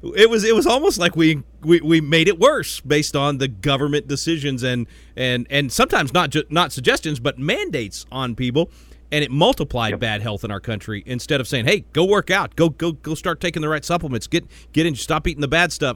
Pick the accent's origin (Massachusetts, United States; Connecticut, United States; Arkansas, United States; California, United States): Arkansas, United States; Little Rock; being from Arkansas, I know exactly what you're talking about. I was born in Little Rock. My most of my family still is in Arkansas.